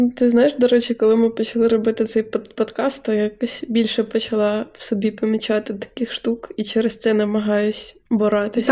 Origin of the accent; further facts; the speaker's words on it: Zhytomyr, Zhytomyr Oblast, Ukraine; now in Ivano-Frankivsk, Ukraine; ми живемо в Франківську і познайомились в Франківську, але я з Житомира